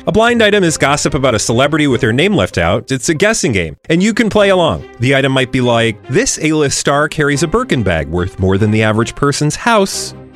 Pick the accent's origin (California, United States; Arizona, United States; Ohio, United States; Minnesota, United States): Minnesota, United States; as a Minnesotan